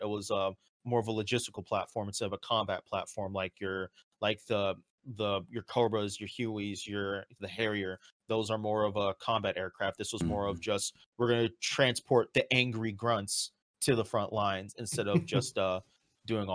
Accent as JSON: {"language": "English", "area": "Edwards Air Force Base", "region": "California", "country": "United States", "tie": "born or raised there", "said": "I grew up right outside of Edwards Air Force Base"}